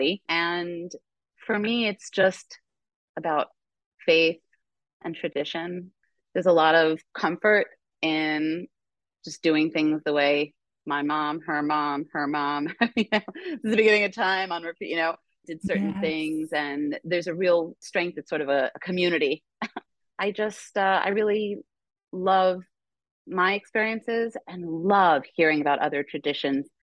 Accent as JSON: {"language": "English", "region": "New York", "country": "United States", "said": "I'm a New Yorker"}